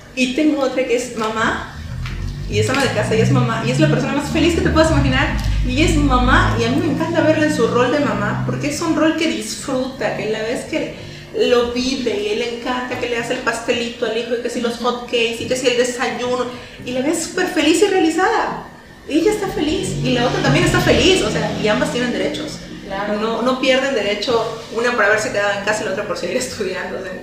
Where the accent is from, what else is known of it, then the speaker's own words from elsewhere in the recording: Mexico; nuestra cultura como mexicanos